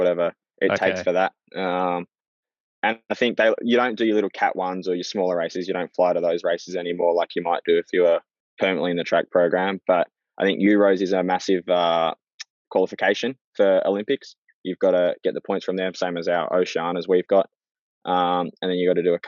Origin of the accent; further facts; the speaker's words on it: Australia; being an Aussie